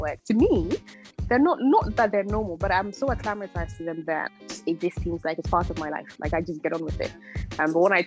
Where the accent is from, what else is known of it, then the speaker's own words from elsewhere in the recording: Ghana; now in United Kingdom; I grew up in Ghana, and then we moved here